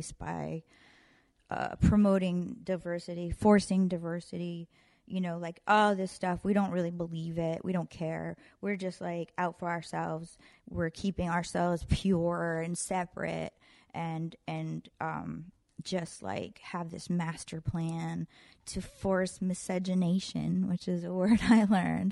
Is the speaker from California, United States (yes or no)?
no; New Hampshire, United States; now in Los Angeles, United States; I grew up in New Hampshire